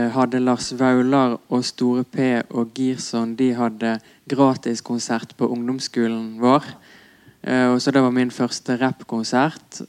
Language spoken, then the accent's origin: Norwegian; Radøy, Vestland, Norway; accent: Radøy dialect (stril); now in Oslo, Norway; jeg har hørt veldig lite musikk fra Norden med min dialekt